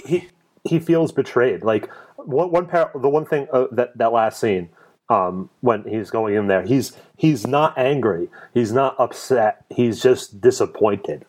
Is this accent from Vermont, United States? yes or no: no; Clifton, New Jersey, United States; accent: Jersey; now in Lancaster County, Pennsylvania, United States; I grew up in Clifton, New Jersey